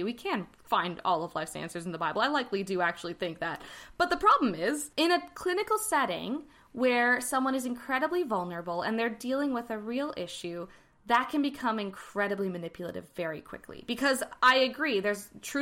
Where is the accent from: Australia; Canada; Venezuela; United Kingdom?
Canada; I am Canadian